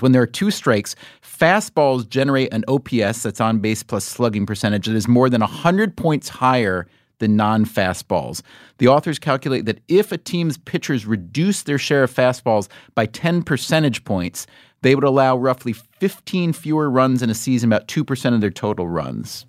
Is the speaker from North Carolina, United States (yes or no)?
no; New York, United States; a great career as a New Yorker